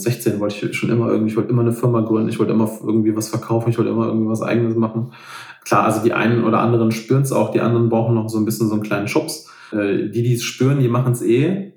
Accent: Rhineland, Germany; hier zum Beispiel bei uns im Rheinland

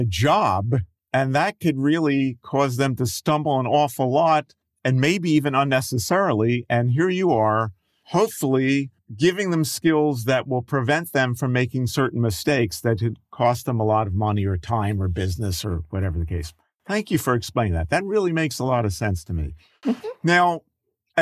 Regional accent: Philadelphia, Pennsylvania, United States; being a child, growing up in Philadelphia.

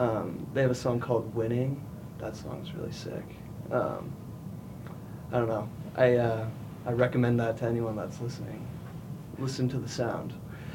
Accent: Newport Beach, California, United States; We grew up in Newport Beach, California, so we kind of have some influence from like surfing, just like the surf culture down there.

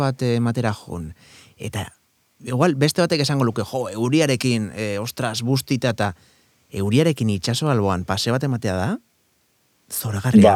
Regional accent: San Sebastián, Basque Country, Spain; ni hor jaiotako naizelako

